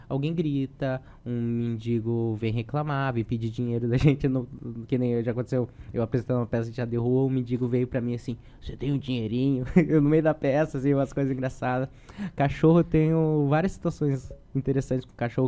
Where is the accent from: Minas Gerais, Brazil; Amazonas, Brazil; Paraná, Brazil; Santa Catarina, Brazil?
Paraná, Brazil; Matinhos; also born or lived in Curitiba; Eu nasci em Curitiba, mas eu me criei em Matinhos, então eu me considero muito mais caiçara.